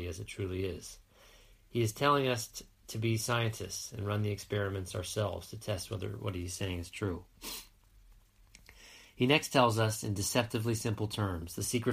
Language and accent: English; United States; accent: American; my American accent